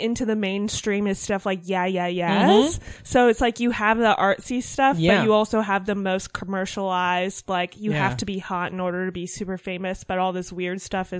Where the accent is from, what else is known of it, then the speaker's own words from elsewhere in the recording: Westchester, New York, United States; I grew up in Westchester, was born here, but was raised in Westchester.